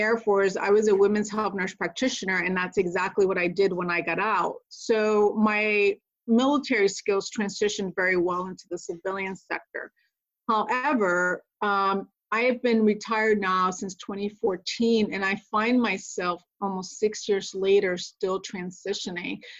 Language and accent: English; Connecticut, United States; moved away as an adult; also born or lived in Puerto Rico; now in Pacific Northwest, United States; I'm originally from Puerto Rico and grew up in Connecticut